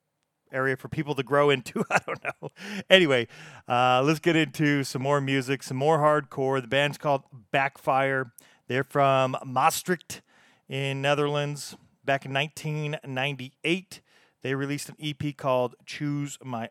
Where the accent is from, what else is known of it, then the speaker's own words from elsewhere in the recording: United States; accent: American; me and my American accent